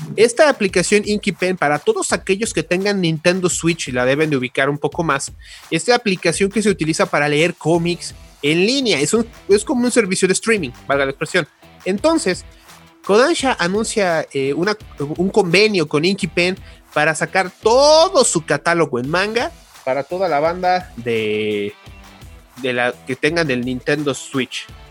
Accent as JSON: {"language": "Spanish", "country": "Mexico", "said": "como buen mexicano"}